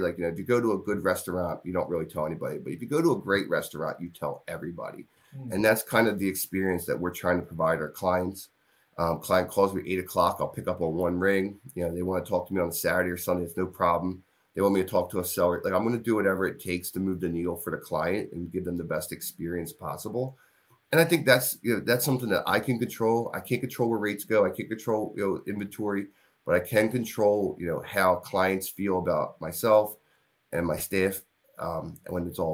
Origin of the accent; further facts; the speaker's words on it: Glenolden, Pennsylvania, United States; now in Glen Mills, United States; I grew up in Glen Olden